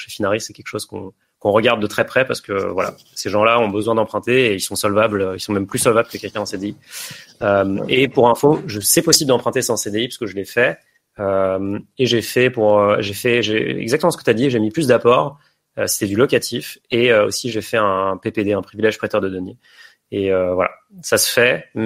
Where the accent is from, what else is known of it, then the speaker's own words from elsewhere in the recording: Chambéry, Auvergne-Rhône-Alpes, France; J'ai investi à Chambéry, qui est ma ville natale.